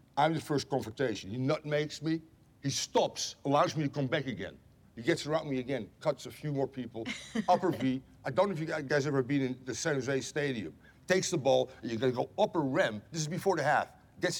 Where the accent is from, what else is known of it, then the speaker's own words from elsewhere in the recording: Netherlands; moved away as an adult; now in United States; I'm from the Netherlands.